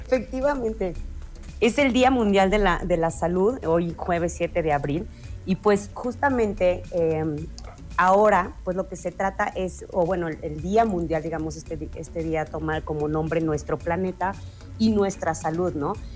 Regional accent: Mexico; como mexicanos

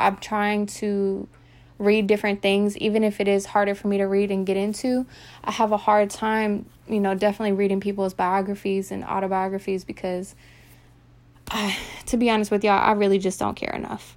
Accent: Virginia, United States; also born or lived in Texas; I'm originally from Texas, um, and I moved here to Virginia when I was young, so I pretty much raised here

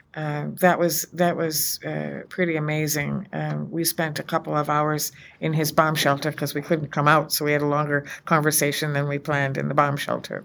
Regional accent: United States; as an American, as a woman of faith

